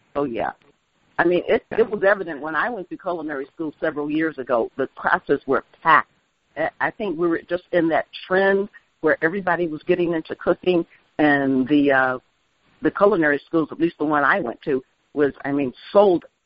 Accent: Chicago, Illinois, United States; also born or lived in Mississippi; now in Edgefield County, United States; I was born and raised in Chicago

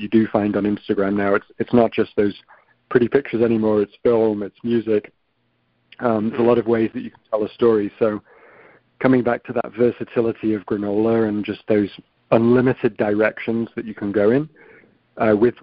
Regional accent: the north of England, United Kingdom; moved away as an adult; now in New York, United States; small rough and tumble town in the north of England

